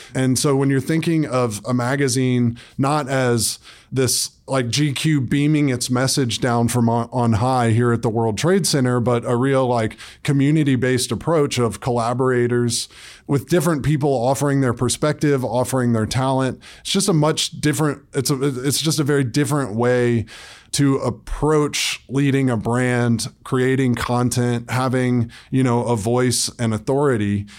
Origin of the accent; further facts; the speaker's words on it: Atlanta, Georgia, United States; moved away as an adult; now in New York City, United States; I grew up in Atlanta, Georgia, and then moved to New York City when I was eighteen